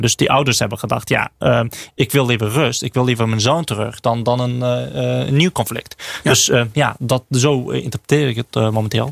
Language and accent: Dutch; Azerbaijan; moved away; ik, ik kom zelf uit Azerbeidzjan